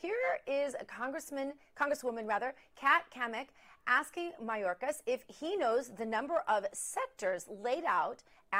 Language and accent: English; Missouri, United States; I'm from Missouri